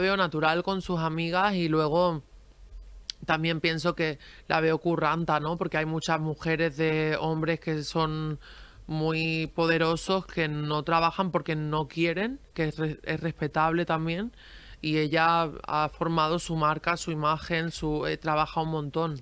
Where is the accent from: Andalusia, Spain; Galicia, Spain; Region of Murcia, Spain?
Andalusia, Spain; a village in Granada; also born or lived in Girona, Catalonia; yo nací en Gerona, pero me he criado, me criado en, un pueblo de Granada